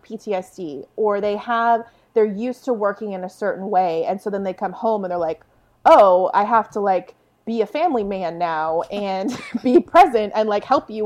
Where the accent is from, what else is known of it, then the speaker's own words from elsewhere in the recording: San Diego, California, United States; I grew up in a military town. I'm from San Diego, California